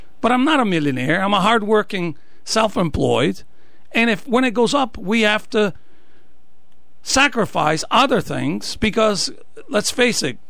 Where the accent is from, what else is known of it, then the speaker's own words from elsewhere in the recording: Italy; moved away as an adult; now in Norwich, United States; I was born and raised in Italy, came here age 27, got married